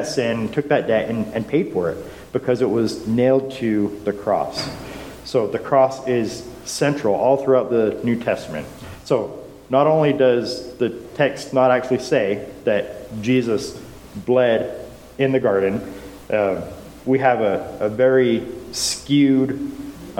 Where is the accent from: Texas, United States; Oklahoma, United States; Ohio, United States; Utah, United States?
Utah, United States; growing up in Utah